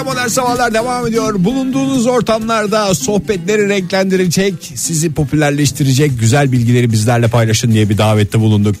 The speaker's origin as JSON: {"language": "Turkish", "region": "İzmir", "country": "Turkey", "moved": "yes", "lives_now": "Ankara, Turkey", "said": "ben bir İzmirli olarak yıllardır Ankara'ya geldiğimden"}